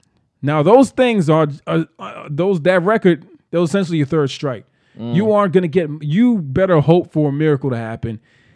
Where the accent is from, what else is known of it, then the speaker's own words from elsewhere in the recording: Baltimore, Maryland, United States; Growing growing up in Baltimore City, you didn't grow up here, but I grew up here.